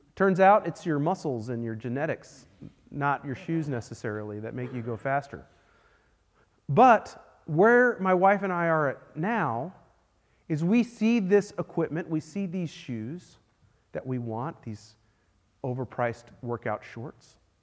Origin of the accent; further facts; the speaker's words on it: Texas, United States; I am a Texan through and through